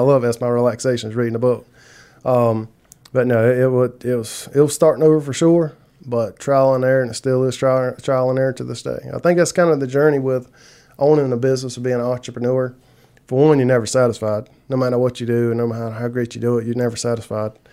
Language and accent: English; South Carolina, United States; moved away as an adult; now in LaGrange, United States; I'm originally from South Carolina